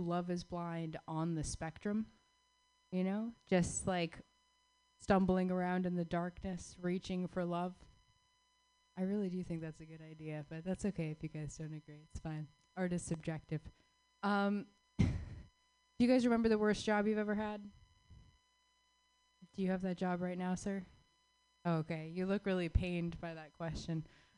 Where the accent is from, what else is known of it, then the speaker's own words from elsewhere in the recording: Phoenix, Arizona, United States; I actually grew up in Phoenix, Arizona.